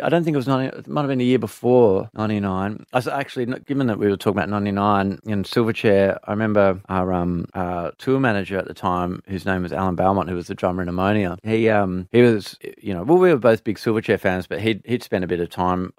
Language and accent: English; Perth, Western Australia, Australia